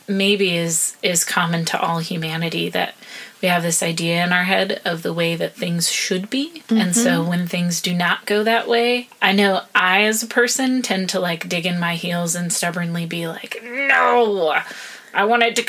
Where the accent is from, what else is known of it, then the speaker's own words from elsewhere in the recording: United States; moved away as an adult; now in Iraq; we're both Americans